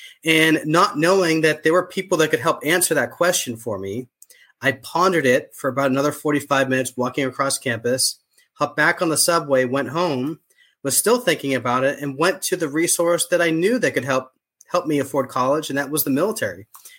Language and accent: English; Boston, Massachusetts, United States; So I was born and raised in Boston, rarely left the city. I used to have an accent. My family still does, but I lost my accent because I've been gone for so long.